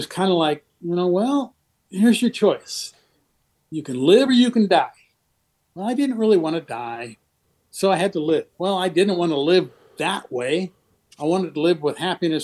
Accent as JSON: {"language": "English", "town": "Seattle", "region": "Washington", "country": "United States", "tie": "born or raised there", "said": "I grew up in Seattle"}